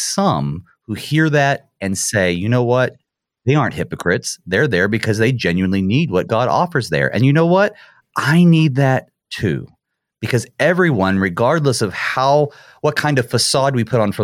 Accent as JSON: {"language": "English", "region": "Midwest", "country": "United States", "said": "being a Midwesterner"}